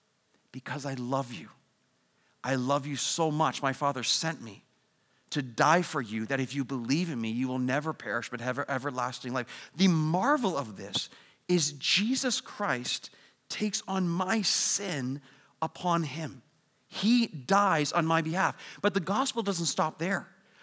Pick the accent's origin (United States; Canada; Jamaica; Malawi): Canada; We're all Canadian, so I did some hockey jerseys, okay?